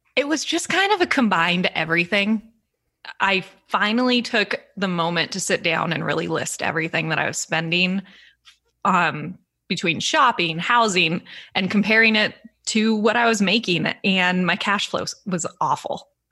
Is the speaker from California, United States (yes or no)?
yes; San Diego, California, United States; moved away; also born or lived in Santa Barbara; I grew up in San Diego